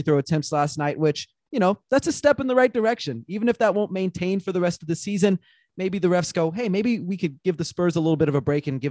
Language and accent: English; San Antonio, Texas, United States; moved away; I grew up in San Antonio